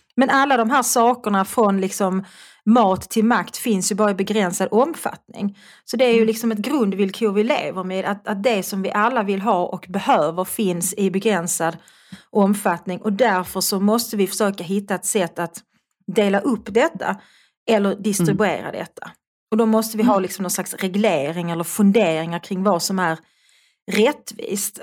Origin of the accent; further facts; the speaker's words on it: Malmö, Skåne, Sweden; accent: Malmö dialect (malmitiska); also born or lived in Svedala / Lund / Österlen / Stockholm; jag talar en ganska eh, klassisk malmitiska. Mm. Jag är född i Malmö och jag bodde i Malmö tills jag skulle börja skolan. Då flyttade jag till Svedala